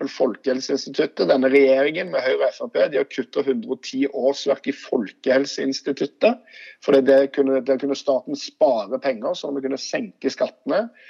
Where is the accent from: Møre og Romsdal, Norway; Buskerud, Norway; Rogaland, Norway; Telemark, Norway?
Rogaland, Norway; Stavanger; accent: Stavanger dialect; Jeg er fra Stokka Eiganes